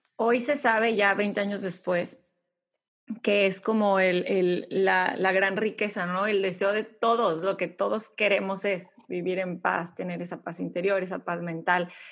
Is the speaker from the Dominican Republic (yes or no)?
no; Mexico; moved away as an adult; now in United States; soy mexicana viviendo, viviendo en Estados Unidos